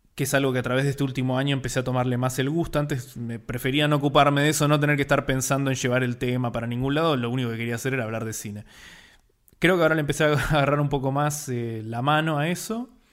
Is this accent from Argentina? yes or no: yes; Buenos Aires, Argentina; argentino, porteño, como les decimos acá a los que son de Buenos Aires